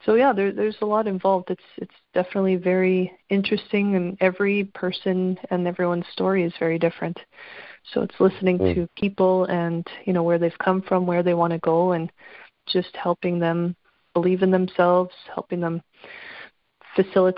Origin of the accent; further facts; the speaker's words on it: Canada; obviously I'm Canadian